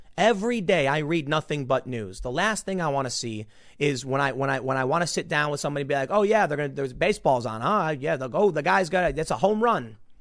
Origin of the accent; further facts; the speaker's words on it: United States; I'm an American